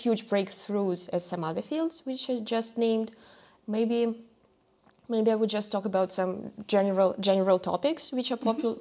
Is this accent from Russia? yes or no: yes; Russia; now in Germany; my home country. So I come from Russia